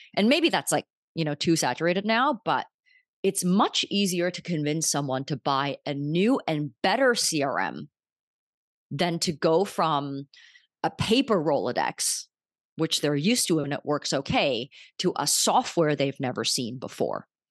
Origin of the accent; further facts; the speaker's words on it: Vancouver, British Columbia, Canada; moved away as an adult; also born or lived in New York; I'm from Vancouver